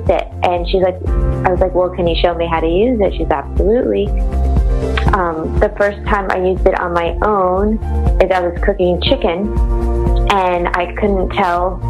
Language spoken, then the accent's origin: English; United States; now in Florida, United States; I'm from the United States and I live in Florida.